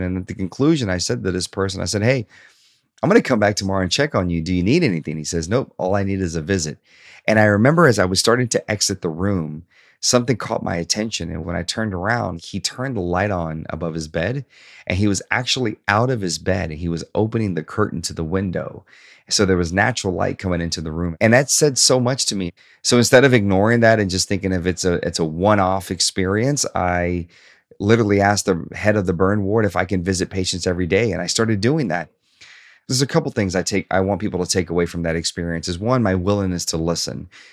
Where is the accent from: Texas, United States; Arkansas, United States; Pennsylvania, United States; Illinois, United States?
Arkansas, United States; Hope; also born or lived in Shreveport, Louisiana / Bossier City, Louisiana; at nine years old, my mother decided to relocate to Hope, Arkansas